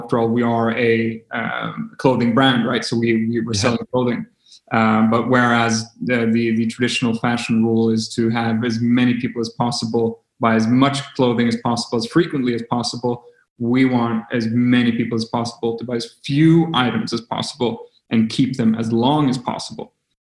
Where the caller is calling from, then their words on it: Stockholm, Stockholm County, Sweden; English is a second language; We're zooming in from Stockholm, Sweden.